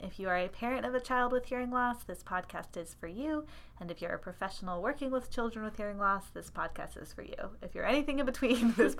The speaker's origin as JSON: {"language": "English", "town": "Long Beach", "region": "California", "country": "United States", "also_born_or_lived": "St. Louis, Missouri / Nashville, Tennessee", "moved": "as an adult", "lives_now": "Chicago, United States", "said": "I am originally from Long Beach, California, but I made my way to Chicago via undergrad at Fompon University in St. Louis and grad school at Vanderbilt in Nashville."}